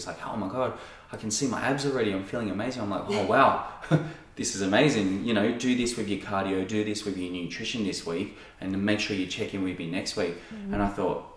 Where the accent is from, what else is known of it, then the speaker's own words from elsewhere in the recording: Sydney, New South Wales, Australia; moved away; also born or lived in Noosa; the guys I grew up with in Sydney